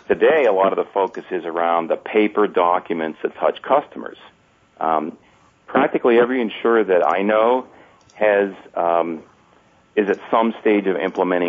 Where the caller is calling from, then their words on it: Columbus, Ohio, United States; I am from Columbus, Ohio today.